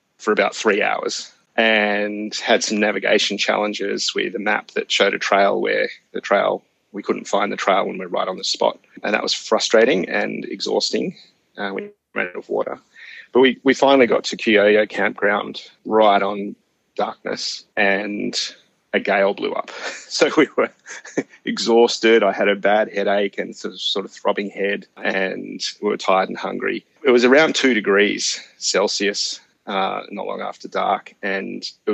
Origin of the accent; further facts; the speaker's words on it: Sydney, New South Wales, Australia; moved away as an adult; now in Illawarra, Australia; I grew up on the Lane Cove River, sort of Boronia Park, Lane Cove River bushland. And we downshifted out of Sydney in around 2019